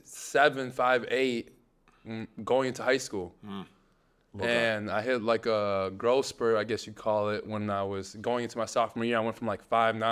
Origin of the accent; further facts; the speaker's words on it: Egypt; Well, back then, it was a very different country. We were under a dictator for 30 years of Hosni Mubarak. It's a beautiful place today.